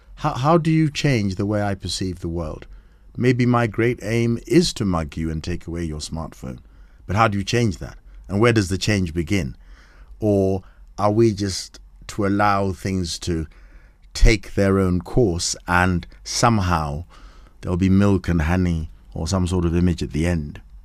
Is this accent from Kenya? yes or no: yes; Kenya; we're both Kenyan.